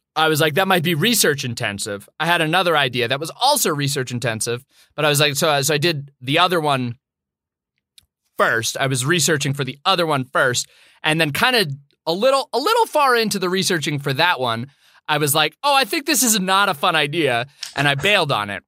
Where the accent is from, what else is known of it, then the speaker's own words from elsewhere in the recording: Boston, Massachusetts, United States; I was born in Brigham Women's Hospital in Boston, Massachusetts